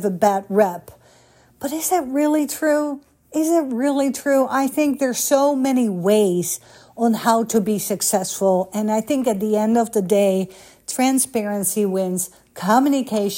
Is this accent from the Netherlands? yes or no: yes; Netherlands; also born or lived in Beverly Hills, California, United States; now in United States; growing up in Holland